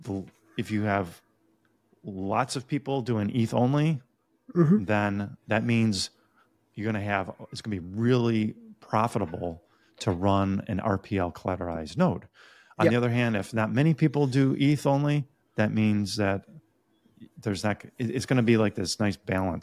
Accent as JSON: {"language": "English", "country": "Ireland", "said": "Being an Irish guy myself"}